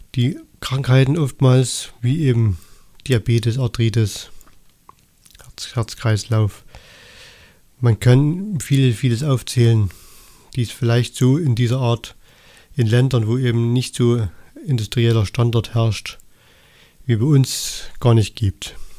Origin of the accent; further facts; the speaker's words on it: Annaberg-Buchholz, Saxony, Germany; ich komme aus Annaberg Buchholz im Erzgebirge